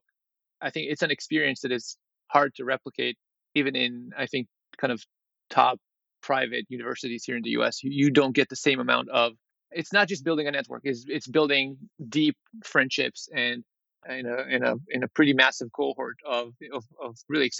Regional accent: Israel; Grew up, I think Israel in the 80s was a pretty, still a third wo

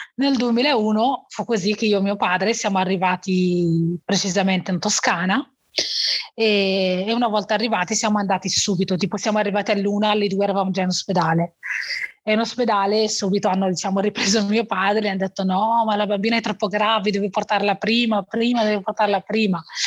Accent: Morocco; now in Bergamo, Italy; sono nata in Marocco e ho, vita, ho, avuto un'infanzia semplice, come quella dei miei bambini, dei bambini del mio villaggio

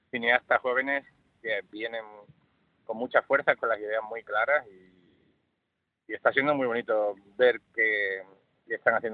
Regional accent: Andalusia, Spain; premiar a un equipo que la mayor parte somos andaluces y, muchos vivimos en Sevilla que llevamos trabajando 20 años juntos.

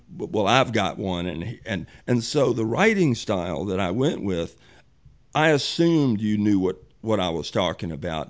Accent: Richmond, Virginia, United States; also born or lived in Chesterfield County, Virginia; when I grew up in Richmond, you had to do something to know black people.

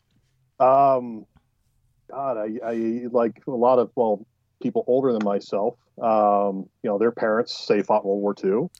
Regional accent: Southern California, United States; growing up in Southern California

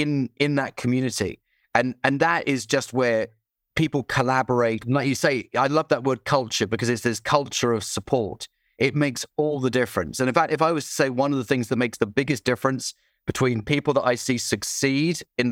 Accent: United Kingdom; Oh, I don't swear. No, I'm British.

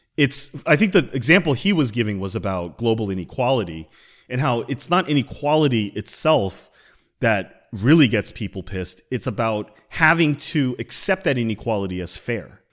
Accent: United States; I'm Chinese American

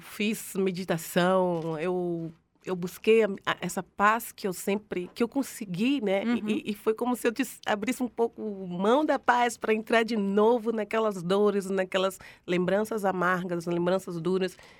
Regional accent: Northeast Region, Brazil; moved away; por ser nordestina e ter um orgulho imenso do meu Nordeste

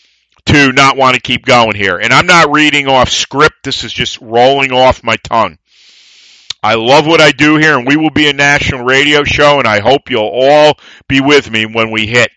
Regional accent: United States; I am proud to be American. I am an American

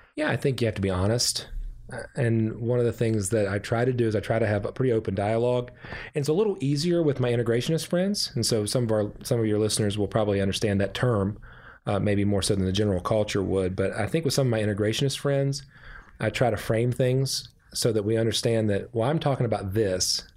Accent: West Virginia, United States; I pastor a small church in a small town in, uh, my home state of West Virginia

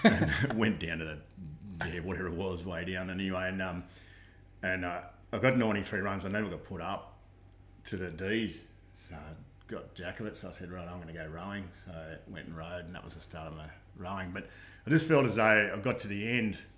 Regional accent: Australia; So born and bred in Condo. Did my first up to year six at Condo Public.

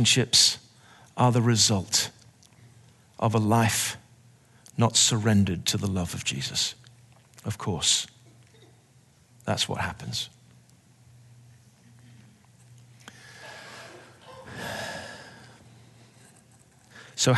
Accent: England, United Kingdom; I'm English.

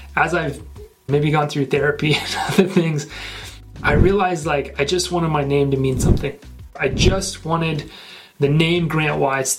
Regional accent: Northwest Arkansas, United States; born and raised in Northwest Arkansas

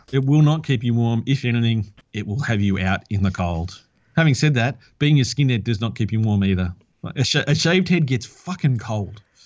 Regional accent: Australia

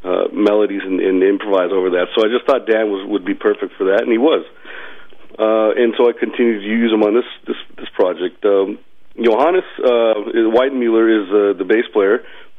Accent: India; I'm an Indian music, and I'm an Indian as well.

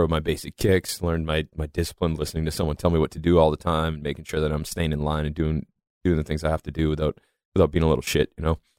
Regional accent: Massachusetts, United States; accent: Boston; I'm from just north of Boston.

